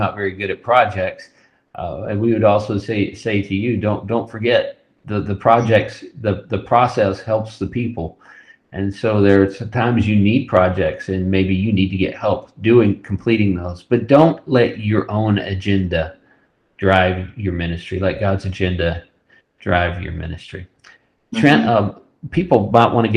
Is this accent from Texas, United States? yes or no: yes; West Texas, United States; I grew up in West Texas